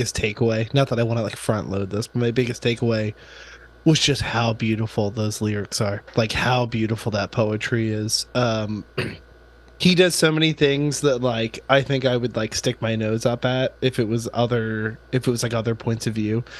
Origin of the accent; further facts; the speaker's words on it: right outside of Philadelphia, New Jersey, United States; I grew up in New Jersey, like right outside of Philadelphia